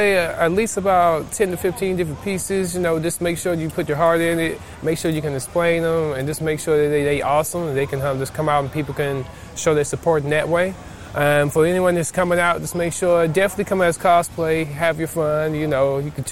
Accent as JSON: {"language": "English", "town": "Atlanta", "region": "Georgia", "country": "United States", "said": "We're from Atlanta, Georgia."}